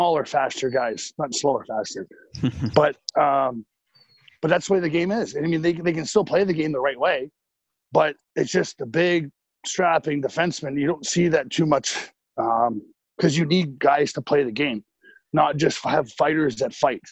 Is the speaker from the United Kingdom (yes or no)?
no; Lethbridge, Alberta, Canada; also born or lived in Vancouver; now in San Jose, United States; where I grew up in Lethbridge